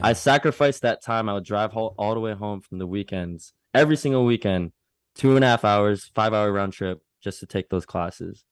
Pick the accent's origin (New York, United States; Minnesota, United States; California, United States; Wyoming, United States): Minnesota, United States; growing up in the Midwest, I grew up in Minnesota